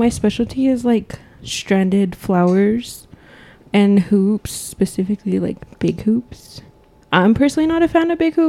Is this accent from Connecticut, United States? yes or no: no; Laguna Pueblo, New Mexico, United States; I'm from Isora in Laguna